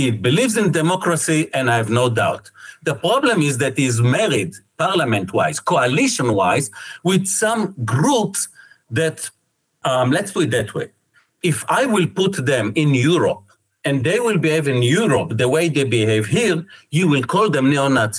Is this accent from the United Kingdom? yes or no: no; Israel